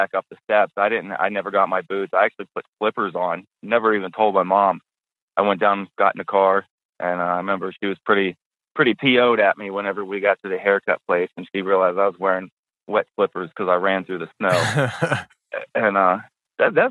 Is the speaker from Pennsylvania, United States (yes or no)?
yes; just outside of Pittsburgh, Pennsylvania, United States; I grew up just outside of Pittsburgh. About a half hour north of the city.